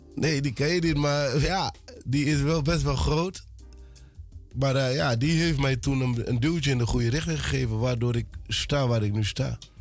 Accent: Suriname; now in Netherlands; Ik ben geboren in Suriname. Ik ben eh, in Suriname opgegroeid

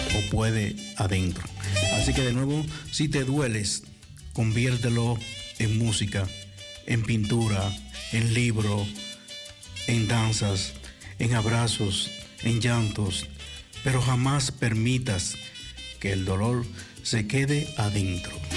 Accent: Dominican Republic; moved away; en mi país

